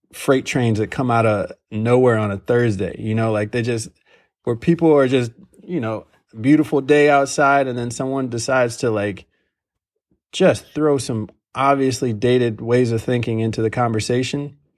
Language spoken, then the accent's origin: English; Ohio, United States; I'm from Ohio.